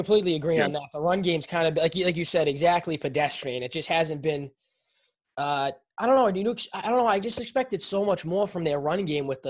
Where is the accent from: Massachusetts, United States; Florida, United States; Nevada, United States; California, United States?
Massachusetts, United States; Boston; I'm from Boston